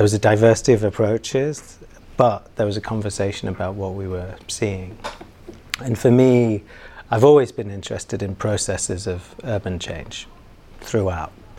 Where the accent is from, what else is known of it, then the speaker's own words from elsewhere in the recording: Manchester, North West England, United Kingdom; also born or lived in London / New York; now in Hong Kong; I'm from Manchester in the UK, and spent various different parts of my life in London and also in New York